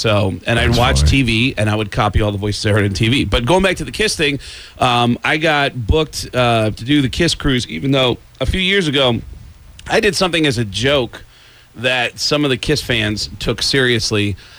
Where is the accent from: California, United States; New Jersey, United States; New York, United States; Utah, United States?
New York, United States; Mount Vernon; I grew up in the Bronx, in Mount Vernon, right next